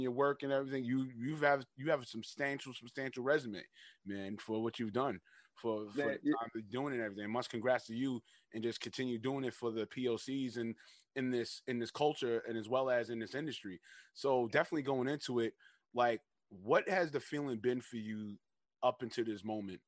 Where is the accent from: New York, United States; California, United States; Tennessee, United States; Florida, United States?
New York, United States; I'm from New York